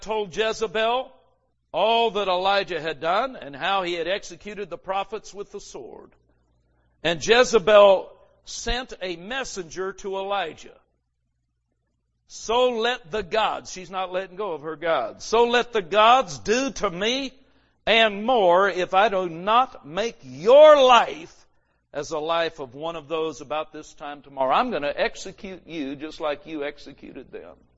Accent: Los Angeles, California, United States; we grew up in Los Angeles

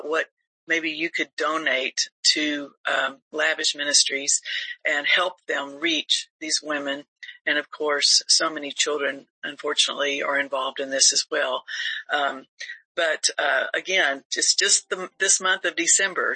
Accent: Panama City, Florida, United States; Bay County in Panama City, Florida, my hometown

